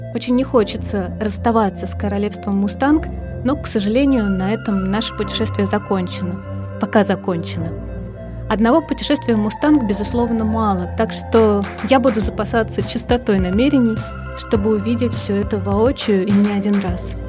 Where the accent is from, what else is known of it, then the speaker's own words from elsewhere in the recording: Moscow, Russia; Я выросла в коммуналке на Тверском бульваре